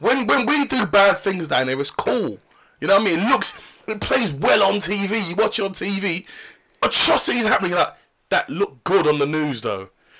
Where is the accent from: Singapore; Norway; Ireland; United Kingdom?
United Kingdom; London; I'm from London.